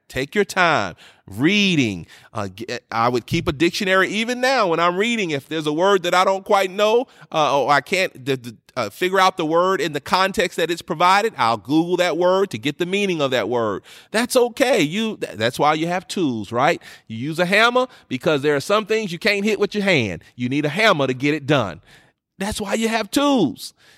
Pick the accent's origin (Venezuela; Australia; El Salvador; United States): United States; New York; moved away; growing up in New York